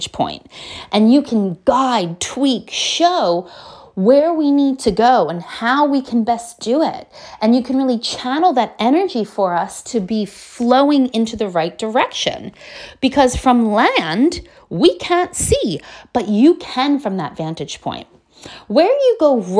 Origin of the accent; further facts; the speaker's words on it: United States; I'm from America